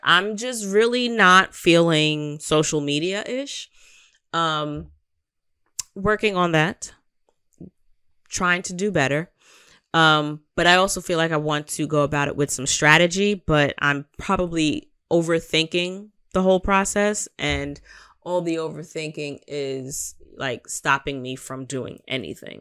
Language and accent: English; New York, United States; I'm a New Yorker